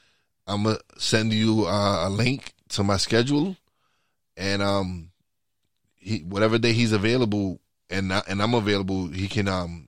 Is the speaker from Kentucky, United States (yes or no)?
no; New York City, New York, United States; moved away as an adult; now in Pennsylvania, United States; I'm in Pennsylvania. I'm originally from New York, but now I live in Pennsylvania, and I live in the mountains, and it's kind of chilly now.